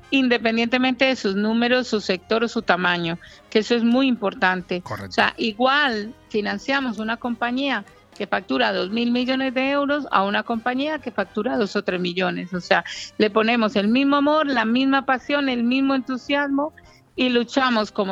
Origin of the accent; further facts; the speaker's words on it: Sweden; now in Marbella, Spain; Porque mis padres, sí, tengo, soy sueca de origen colombiano. Pero vivo en Marbella hace 22